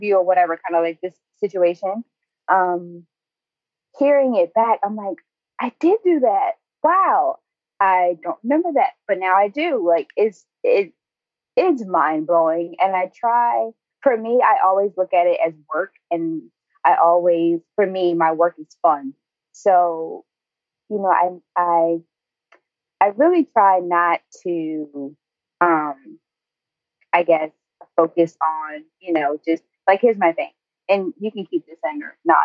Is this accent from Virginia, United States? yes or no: yes; Newport News, Virginia, United States; now in Los Angeles, United States; Newport News